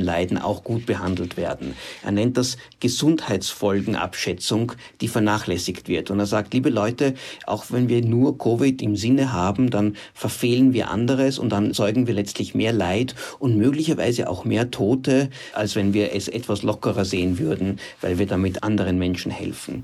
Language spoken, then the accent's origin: German; Austria; bei uns in Österreich